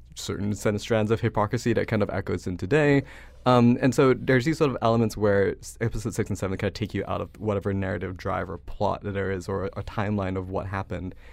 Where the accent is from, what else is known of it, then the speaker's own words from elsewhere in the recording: Malaysia; moved away as an adult; now in United States; I grew up in Malaysia until I was eighteen